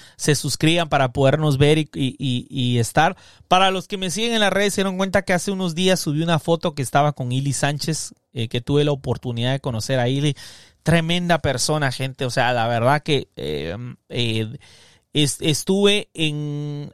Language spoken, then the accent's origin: Spanish; Barcelona, Catalonia, Spain; Soy de Barcelona, ah, he crecido en una familia humilde.